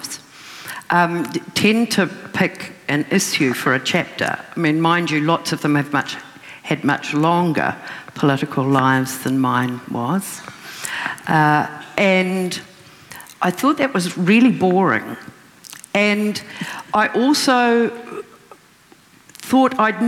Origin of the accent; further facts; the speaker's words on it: Raglan, Waikato, New Zealand; And Raglan, my hometown